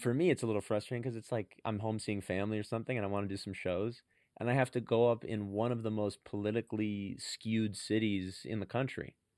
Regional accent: San Francisco, California, United States; I'm from San Francisco

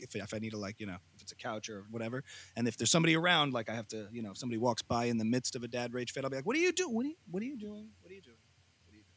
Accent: United States; as an American

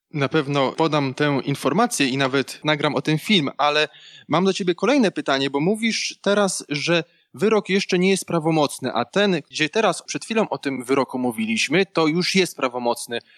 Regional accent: Opole Voivodeship, Poland; ja pochodzę z Opolszczyzny

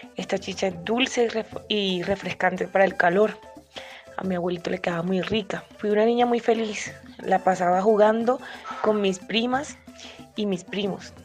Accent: Corozal, Sucre, Colombia; moved away as an adult; also born or lived in Necoclí, Antioquia; now in Bogotá, Colombia; soy del municipio de Corozal Sucre, la Perla de La Sabana, la tierra de las Juanas

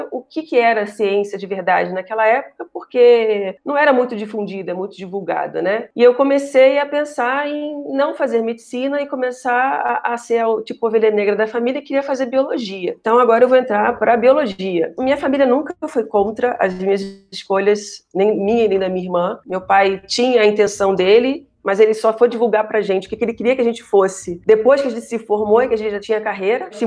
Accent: Rio de Janeiro, Brazil; accent: somewhat Minas Gerais-influenced, mixed; also born or lived in Mato Grosso / Bahia; Bem, eu sou carioca, isso vai ficar claro para vocês em algum momento

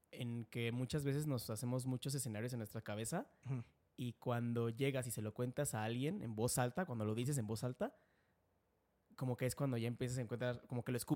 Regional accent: Querétaro, Mexico; also born or lived in Irapuato; Yo, yo, yo soy queretano. Y, pero creo que los queretanos ya estamos como enviciados.

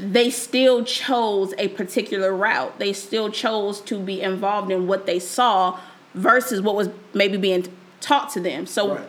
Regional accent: Inglewood, California, United States; I know young teens from where I'm from Inglewood, California.

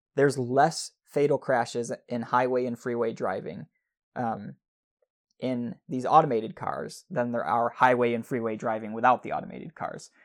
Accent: Midwest, United States; we grew up in the Midwest

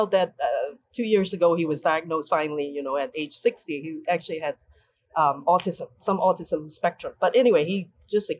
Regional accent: Hong Kong; moved away as an adult; now in United States; growing up in Hong Kong

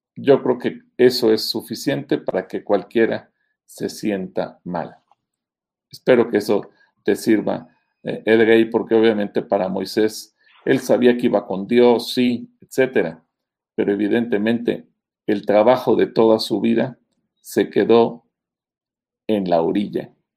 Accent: Mexico; los mexicanos, nuestro símbolo patrio, nuestro símbolo nacional es el águila

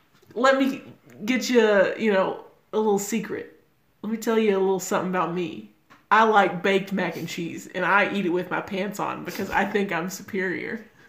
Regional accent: Canada; I'm Canadian, and I'm weighing

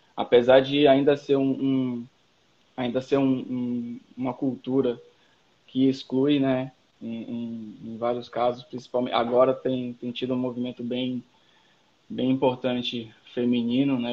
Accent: Salvador, Bahia, Brazil; moved away as an adult; also born or lived in Novo Hamburgo; now in Porto Alegre, Brazil; nascido e criado em Salvador, Bonocô, adjacências, brotas e por ali foi

